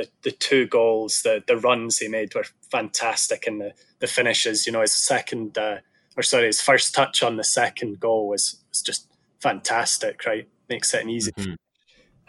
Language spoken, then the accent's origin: English; Scotland, United Kingdom; Well, I'm from Scotland.